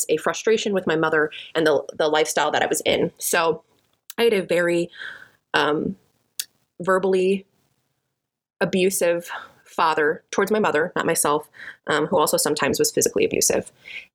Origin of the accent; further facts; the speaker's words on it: Chicago, Illinois, United States; moved away as an adult; now in Texas, United States; I'm originally from Chicago, and I currently live in Texas for the last 2 years